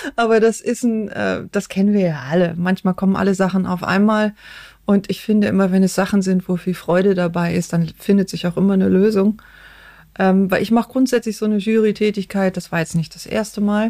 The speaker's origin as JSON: {"language": "German", "area": "outside Cologne", "region": "North Rhine-Westphalia", "country": "Germany", "tie": "born or raised there", "said": "Ich bin außerhalb von Köln aufgewachsen und ähm, okay. so auf dem Dorf."}